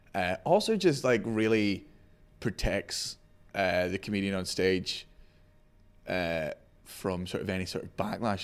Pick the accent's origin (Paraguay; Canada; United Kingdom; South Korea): United Kingdom; Scotland; I'm Scottish